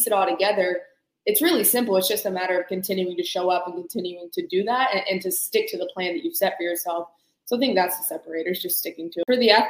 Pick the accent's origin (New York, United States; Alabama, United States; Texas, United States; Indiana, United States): Alabama, United States; Birmingham; I'm actually from Birmingham